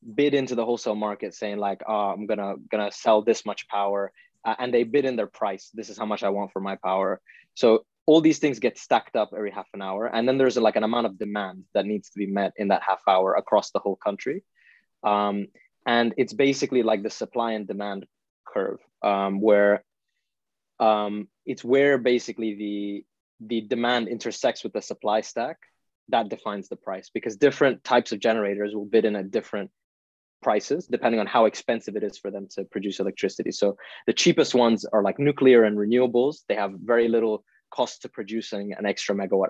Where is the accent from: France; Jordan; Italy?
Italy; also born or lived in India / Oxford, United Kingdom; now in London, United Kingdom; I'm Indian. I was born in India, but I grew up in Italy for most of my life